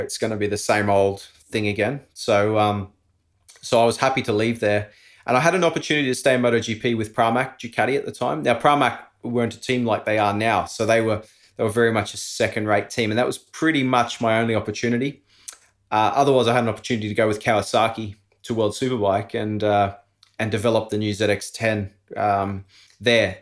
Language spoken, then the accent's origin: English; Australia; moved away as an adult; also born or lived in Andorra; Being an Aussie living overseas